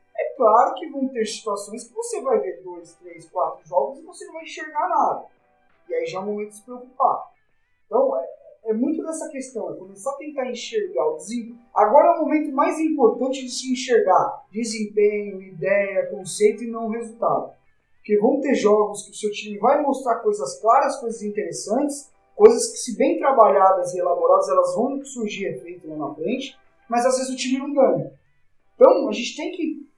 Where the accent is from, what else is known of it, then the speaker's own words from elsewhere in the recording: São Paulo, Brazil; o Paulista aqui em São Paulo, a gente é de São Paulo